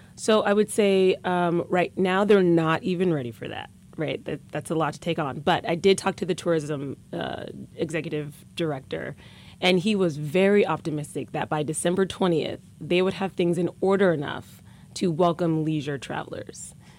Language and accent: English; Omaha, Nebraska, United States; I'm from Omaha, Nebraska